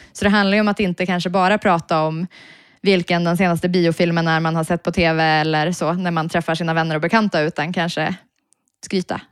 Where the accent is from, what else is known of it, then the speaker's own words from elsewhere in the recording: Piteå, Norrbotten County, Sweden; moved away as an adult; now in Stockholm, Sweden; som nyinflyttad stockholmare, för jag kommer från Piteå